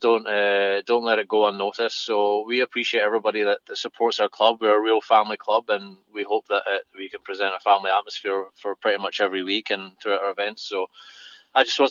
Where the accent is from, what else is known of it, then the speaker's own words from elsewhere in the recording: Fife, Scotland, United Kingdom; my hometown team in Fife.